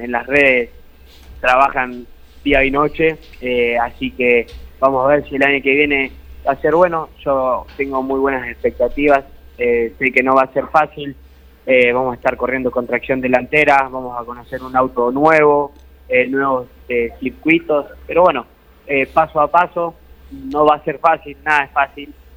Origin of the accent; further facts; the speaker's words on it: Guatimosín, Córdoba, Argentina; el pueblo, eh, aunque parezca mentira, somos 8 cuadras por 5. tenemos dos clubes